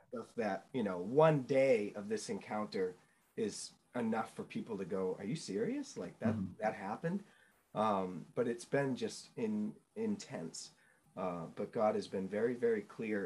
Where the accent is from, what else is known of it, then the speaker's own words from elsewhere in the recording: New Hampshire, United States; also born or lived in Chicago, Illinois; I grew up in New England. Uh, I'm a New England native. I was born in Chicago, um, but got swiftly pulled up and moved to New Hampshire